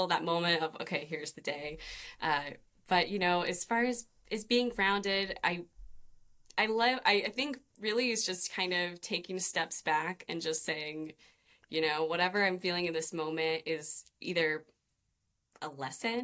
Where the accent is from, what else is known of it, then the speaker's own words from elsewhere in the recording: Idaho, United States; now in Maui, United States; I'm originally from Idaho though. So I'm not from the beautiful island, but I've been here for 10 years.